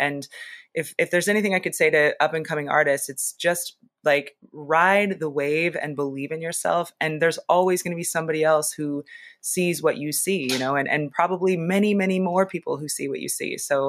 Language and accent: English; Seattle, Washington, United States; also born or lived in Los Angeles / Las Vegas / Philadelphia / New York; now in Boston, United States; I grew up in Seattle. I lived in LA for a long time. I'm recently relocated from Vegas to Boston. I've also lived in Philly and New York and Baltimore.